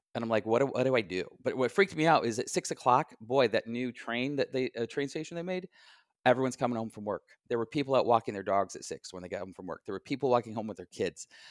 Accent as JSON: {"language": "English", "town": "Midland", "region": "Michigan", "country": "United States", "tie": "born or raised there", "moved": "yes", "lives_now": "Chicago, United States", "said": "I'm from, uh, mid-Michigan, town called Midland"}